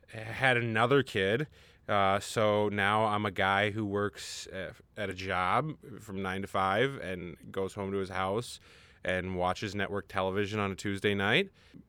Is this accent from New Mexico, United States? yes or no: no; Minnesota, United States; also born or lived in Pontiac, Michigan; I grew up in Minnesota.